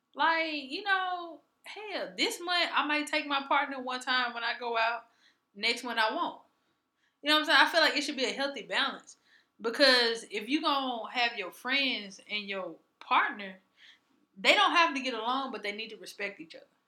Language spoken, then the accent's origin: English; Mississippi, United States; growing up in Mississippi